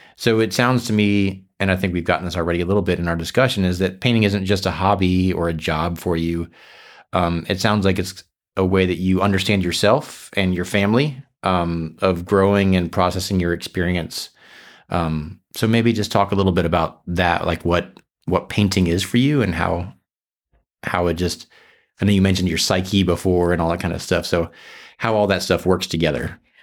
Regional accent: South Florida, United States; moved away; I grew up in South Florida

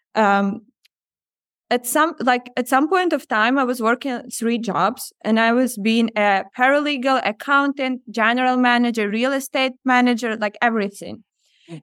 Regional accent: Ukraine; moved away as an adult; also born or lived in Odesa; growing up in Ukraine

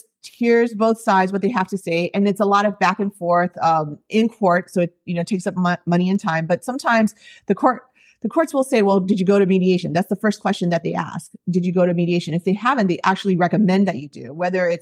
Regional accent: East Coast, United States; moved away as an adult; now in Hawaii, United States; So I've been in Hawaii for 20 years. I grew up on the East Coast and as an Asian American

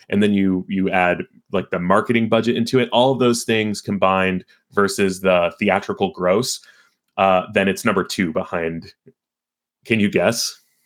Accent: Carlsbad, California, United States; I'm from San Diego, uh, specifically from Carlsbad, California

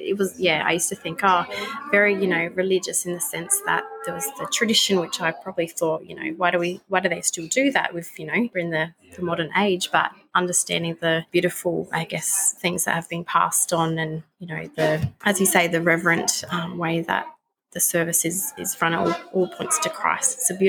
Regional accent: Pinnaroo, South Australia, Australia; I'm from a little town in the Mallee called Pinneroo in South Australia. So, yeah, it's quite a small farming community.

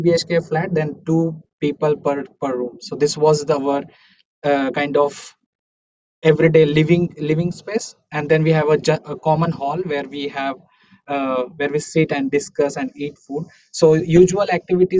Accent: Amalner, Maharashtra, India; moved away as an adult; also born or lived in Pune, India; now in Munich, Germany; I'm coming from a small village called Amalner. It's in Maharashtra, Jalgaon is the district.

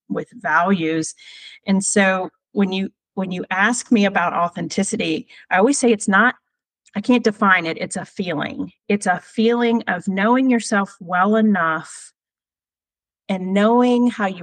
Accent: Virginia, United States; I'm from Virginia

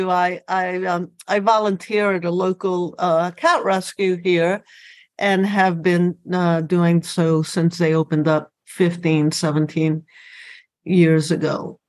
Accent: New Orleans, Louisiana, United States; moved away as an adult; also born or lived in Cuba / Miami / Boston / Orlando; now in Salem, United States; I was born in Cuba, came to the United States when I was 8 years old, grew up in New Orleans, went to law school in New Orleans, then moved to Miami

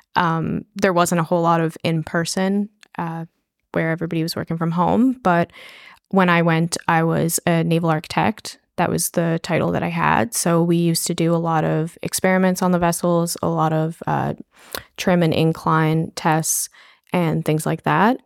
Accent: St. John's, Newfoundland and Labrador, Canada; I grew up in Saint John's

